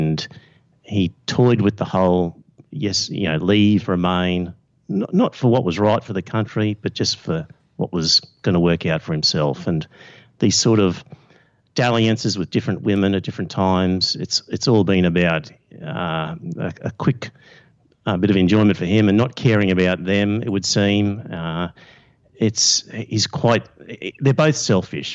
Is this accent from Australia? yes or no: yes; Australia; being Australian